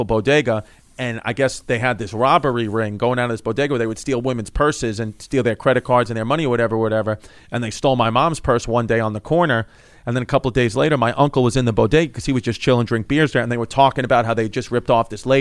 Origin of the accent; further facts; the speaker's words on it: New York City, New York, United States; I grew up in Ridgewood, Bushwick, it used to be a place where you could get stabbed